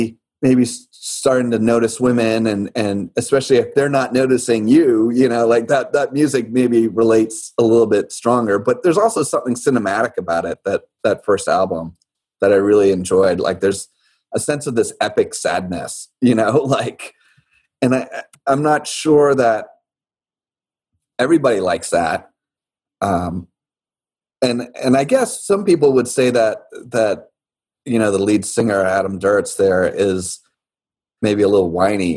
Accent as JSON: {"language": "English", "town": "Nassau", "region": "New Providence", "country": "Bahamas", "tie": "born or raised there", "said": "I grew up in Nassau"}